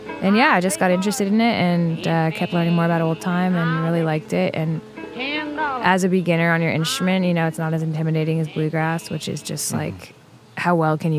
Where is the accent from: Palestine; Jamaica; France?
France; Paris, Île-de-France; also born or lived in Italy / England; Yeah, I grew up mostly in Paris. I grew up moving around a little bit in Europe. I was born in Italy and lived in England and Paris and Italy.